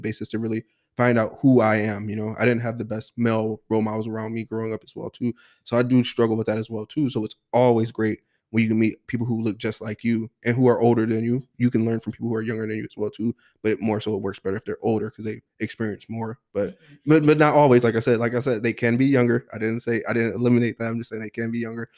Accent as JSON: {"language": "English", "town": "Kenosha", "region": "Wisconsin", "country": "United States", "tie": "born or raised there", "said": "born and raised here in Kenosha"}